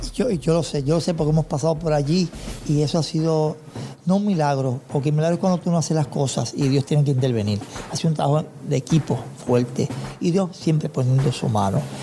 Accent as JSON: {"language": "Spanish", "town": "Toa Baja", "country": "Puerto Rico", "said": "mi pueblo, Toa Baja"}